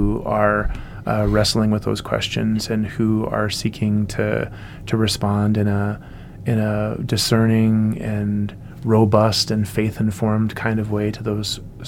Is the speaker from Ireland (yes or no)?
no; United States; as an American